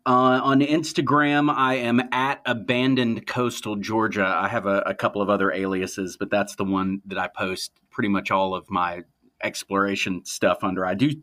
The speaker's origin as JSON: {"language": "English", "region": "Nevis", "country": "St. Kitts & Nevis", "tie": "born or raised there", "said": "And then we moved overseas. I grew up in the Caribbean, and we lived on kind of like a remote island called Nevis, which at the time that I lived there, it was largely unexplored by archaeologists."}